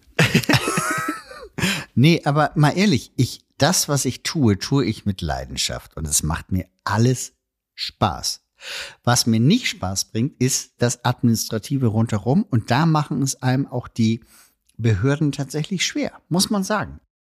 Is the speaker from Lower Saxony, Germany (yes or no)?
no; Elmshorn, Schleswig-Holstein, Germany; Heimatstadt Elmshorn